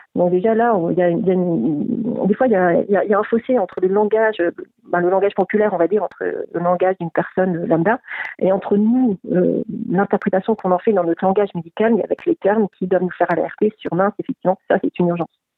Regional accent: France; also born or lived in Quebec

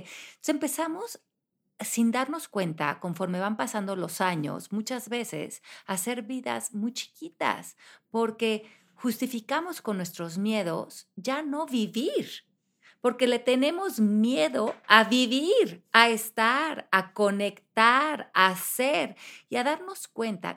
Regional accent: Mexico; moved away as an adult; cuando yo me fui de México a los 28 años

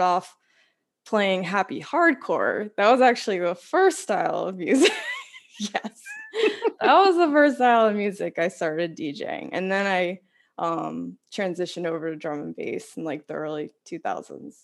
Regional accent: Washington Township, New Jersey, United States; I grew up in Washington Township, New Jersey, which is like really just next door

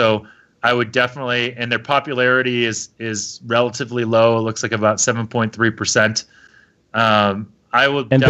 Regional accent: Boston, Massachusetts, United States; now in San Francisco, United States; I live in San Francisco, but I grew up in Boston

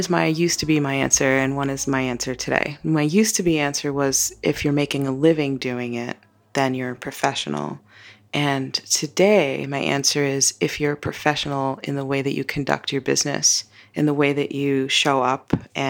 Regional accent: Brooklyn, New York, United States; I'm from Brooklyn, New York.

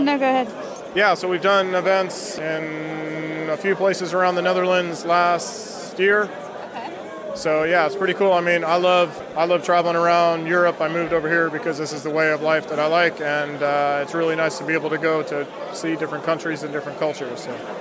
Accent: California, United States; moved away as an adult; also born or lived in Somerset; now in Bristol, United Kingdom; I'm from California originally

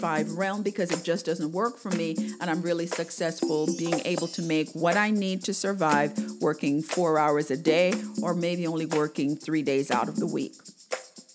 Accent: Jamaica; I remember growing up in Jamaica

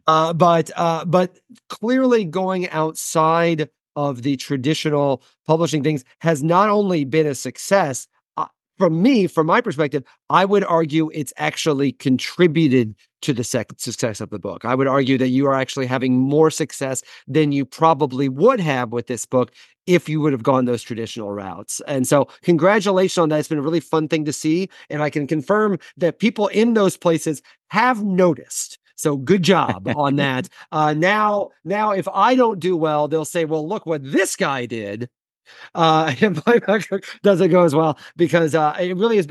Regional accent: Midwest, United States; moved away; also born or lived in New York; I'm a Midwesterner.

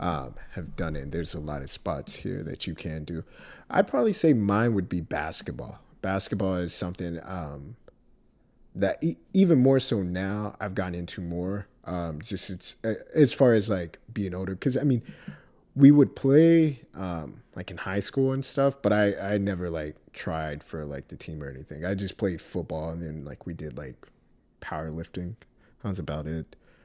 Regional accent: Texas, United States; I grew up in Texas all my life

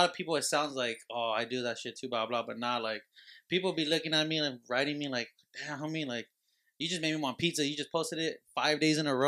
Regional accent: Huntington Park, California, United States; also born or lived in Lynwood / East Los Angeles / San Diego; I was born out here, but I lived in East LA and Huntington Park back and forth when I was younger, and then I've been just in the HP.

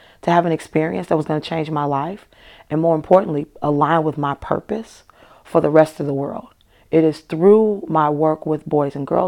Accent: United States; first language English; now in Milwaukee, United States; I am American. I speak English. I've mastered my native tongue.

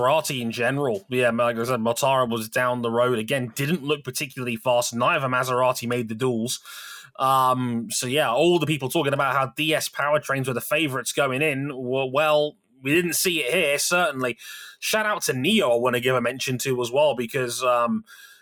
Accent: United Kingdom; I am British

